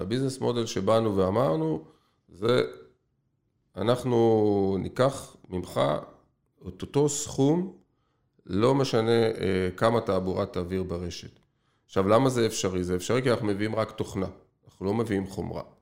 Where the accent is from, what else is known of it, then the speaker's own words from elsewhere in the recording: Israel; אנחנו ישראלים